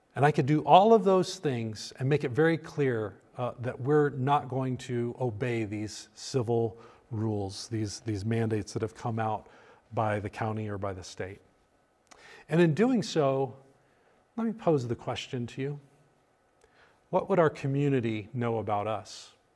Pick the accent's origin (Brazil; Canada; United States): United States; as a pastor and as an American